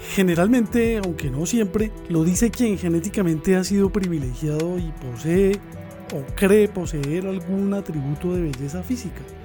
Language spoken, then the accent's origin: Spanish; Colombia; moved away; mi país, Colombia